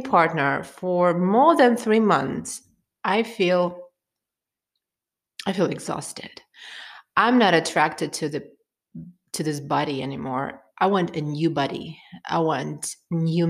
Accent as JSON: {"language": "English", "country": "Turkmenistan", "said": "I'm from Turkmenistan, where the most of the population are Muslims"}